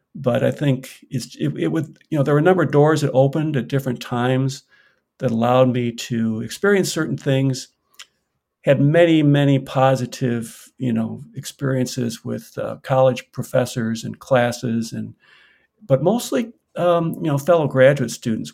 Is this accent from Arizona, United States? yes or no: no; Chicago, Illinois, United States; also born or lived in Southern California; now in Washington, United States; I grew up on the south side of Chicago